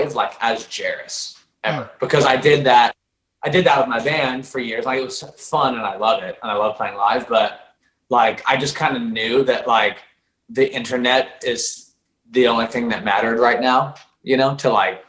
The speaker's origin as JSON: {"language": "English", "region": "Oregon", "country": "United States", "tie": "born or raised there", "moved": "as an adult", "lives_now": "Los Angeles, United States", "said": "I grew up in Oregon and was there for 24 years until now. And I literally just moved"}